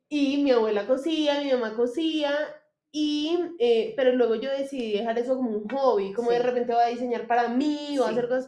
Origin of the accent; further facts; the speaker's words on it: Manizales, Caldas, Colombia; nací en Manizales